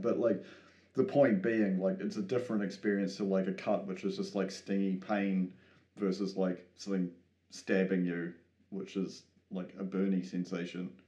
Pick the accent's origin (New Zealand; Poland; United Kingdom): New Zealand; me being a New Zealander